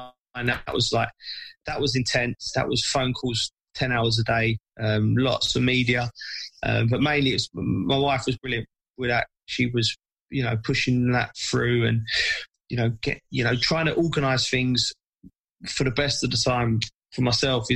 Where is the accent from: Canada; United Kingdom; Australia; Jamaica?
United Kingdom; England; as an Englishman, as an English player